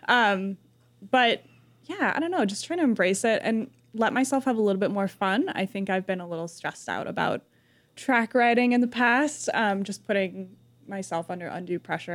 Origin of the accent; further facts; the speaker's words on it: New Mexico, United States; moved away as an adult; I'm from New Mexico